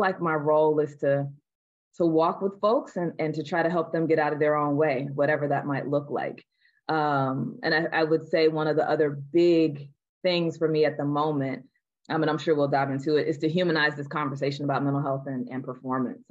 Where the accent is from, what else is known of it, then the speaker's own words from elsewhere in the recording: the South, United States; I'm born and raised in the South here in the United States